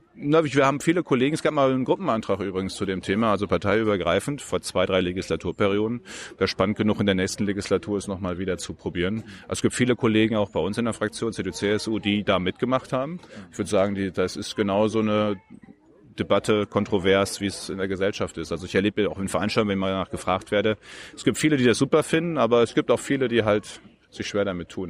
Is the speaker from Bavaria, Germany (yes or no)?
no; Westmünsterland, North Rhine-Westphalia, Germany; moved away as an adult; also born or lived in Münster; now in Berlin, Germany; ich bin Westmünsterländer, direkt von der niederländischen Grenze